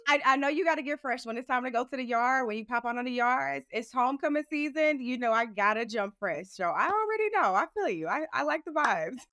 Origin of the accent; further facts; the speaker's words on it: St. Louis, Missouri, United States; moved away as an adult; also born or lived in Houston, Texas; growing up in Saint Louis, I grew up in a low income community